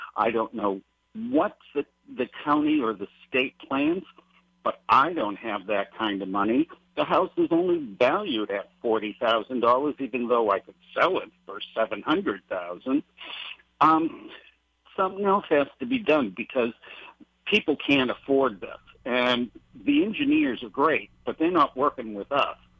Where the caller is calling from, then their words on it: Haiku, Hawaii, United States; I'm calling from Maui, Hawaii, Haiku